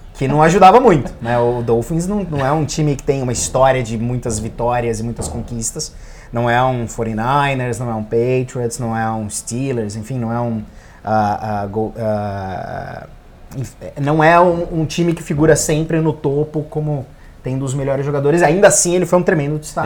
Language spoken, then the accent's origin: Portuguese; Brazil; Como brasileiro